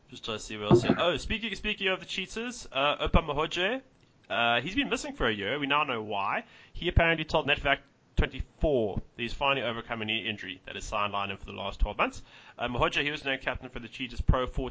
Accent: South Africa; I barely speak Afrikaans even, as you can hear

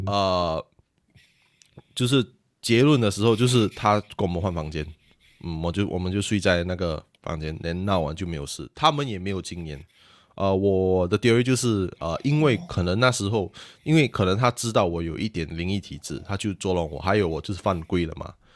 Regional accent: Singapore; 我们是来自新加坡，比较， 比较多人讲英文

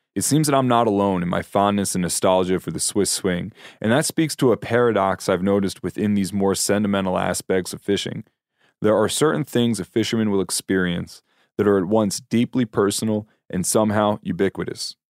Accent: Pennsylvania, United States; my home state of Pennsylvania

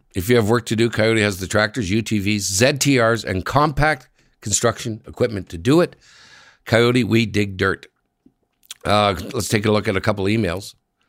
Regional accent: Tampa, Florida, United States; I'm born and raised in Tampa, Florida, and I've watched my hometown become a hockey town.

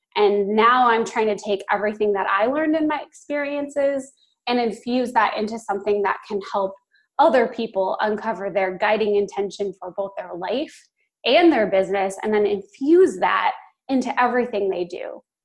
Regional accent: Phoenix, Arizona, United States; moved away as an adult; also born or lived in Los Angeles; I am from Phoenix. That's where I'm calling from today. It's my hometown

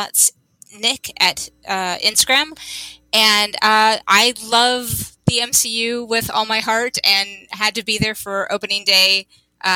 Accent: California, United States; As a Californian

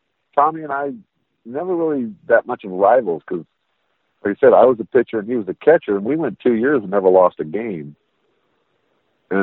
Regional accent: Las Vegas, Nevada, United States; growing up in Vegas

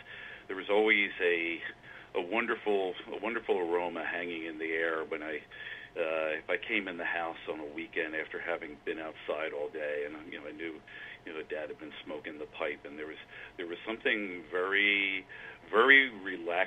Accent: Philadelphia, Pennsylvania, United States; I was born in Philadelphia, grew up just outside of Philadelphia, and lived there most of my life

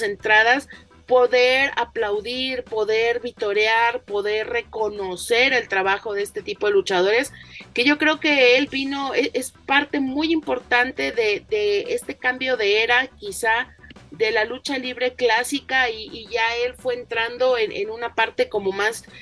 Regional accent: Mexico; nuestra propia identidad como mexicanos

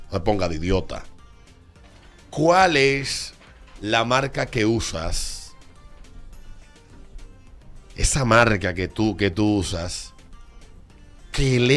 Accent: Licey, Santiago, Dominican Republic; Yo soy de Licey, me voy para que hay diablo.

